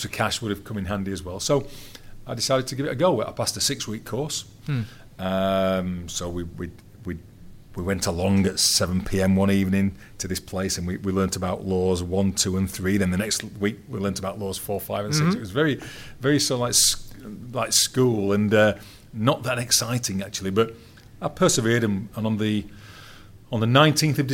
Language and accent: English; England, United Kingdom